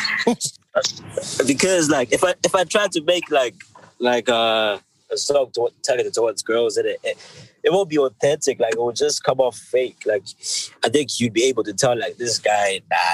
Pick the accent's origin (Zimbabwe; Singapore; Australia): Zimbabwe; now in United Kingdom; I grew up in Zim, I have like, you know, like Zimbabwean experiences